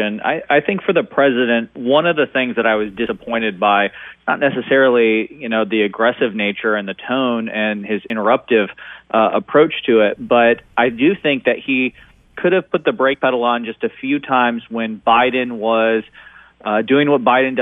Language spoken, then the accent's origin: English; Seattle, Washington, United States; I was born in Seattle